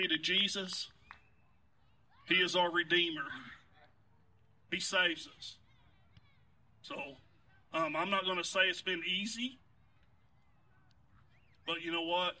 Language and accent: English; Muskogee, Oklahoma, United States; We're both from Muskogee, Oklahoma